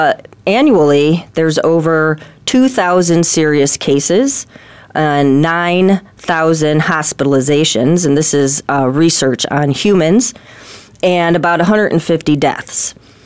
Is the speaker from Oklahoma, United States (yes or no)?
no; Chicago, Illinois, United States; moved away as an adult; So I moved out here in 2010 from Chicago.